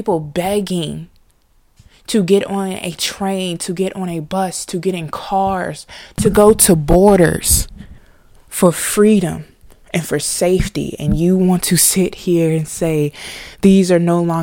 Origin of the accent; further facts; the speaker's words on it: United States; we as African American people